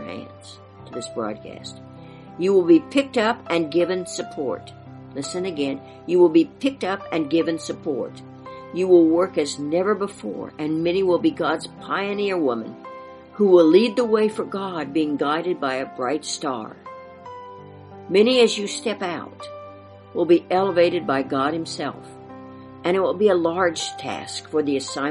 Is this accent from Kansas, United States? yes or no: yes; Kansas, United States; my beloved Kansas, my home state